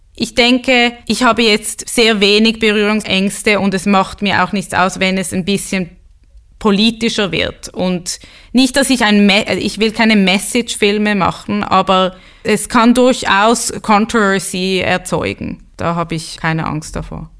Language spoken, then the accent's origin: German; Switzerland; ich bin halb Schwedin und bin in der Schweiz geboren, war oft in Schulen, wo ich die einzige Jüdin war